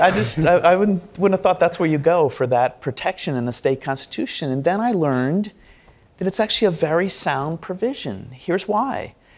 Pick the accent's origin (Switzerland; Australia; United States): United States; We Americans